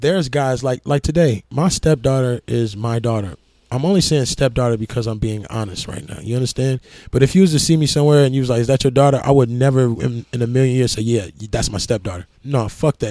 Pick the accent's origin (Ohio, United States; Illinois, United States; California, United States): Illinois, United States; Lansing; moved away; also born or lived in Gary, Indiana / Indianapolis, Indiana / Atlanta, Georgia; I grew up in Gary up to second grade, and then my mother moved me to Lansing, Illinois from third grade to sophomore year.